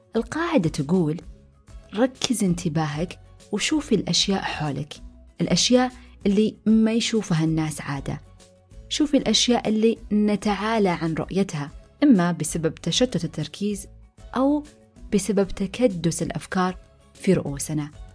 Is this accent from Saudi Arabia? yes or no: yes; Saudi Arabia